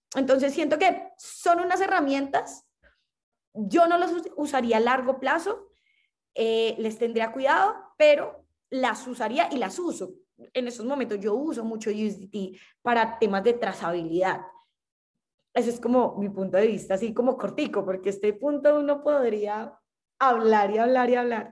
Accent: Colombia; siendo colombiana

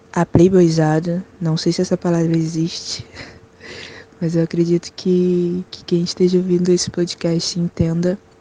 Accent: Rio de Janeiro, Brazil; Nascida e criada no Complexo da Penha, Morro da Chatuba, no Rio de Janeiro

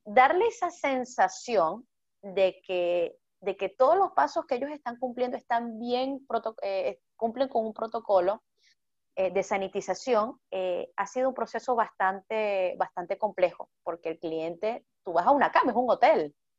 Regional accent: Venezuela; soy venezolana

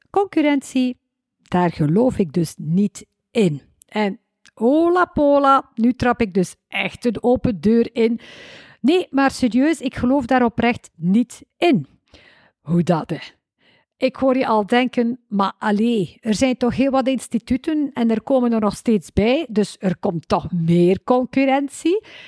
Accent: West Flanders, Belgium; accent: West Flemish; Kan je tegen West-Vlaamse spraakinvloeden

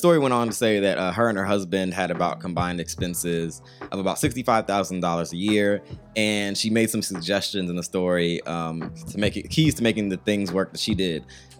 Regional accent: California, United States; I'm from California, so that doesn't even make sense to me.

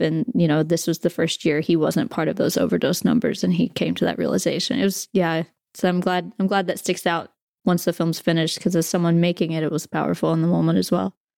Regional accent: Southern West Virginia, United States; growing up in West Virginia

